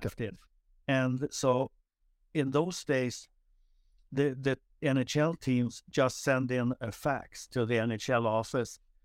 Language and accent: English; Nynäshamn, Stockholm County, Sweden; moved away as an adult; just south of Stockholm, uh, called Nynäshamn